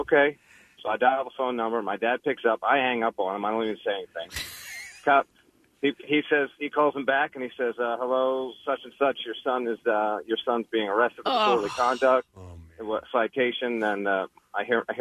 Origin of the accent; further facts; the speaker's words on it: Havertown, Pennsylvania, United States; Delaware County, growing up in Havertown.